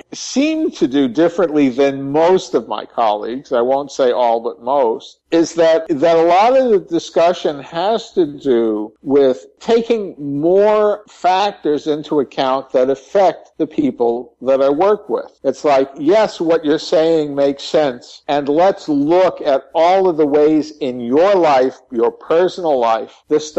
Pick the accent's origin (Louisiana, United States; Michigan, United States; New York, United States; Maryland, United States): New York, United States; also born or lived in California / Texas; now in New Mexico, United States; I'm hardly a native Texan. I came here to work. I consider my home now in New Mexico. I was originally from New York, and I spent many years in California, Northern California.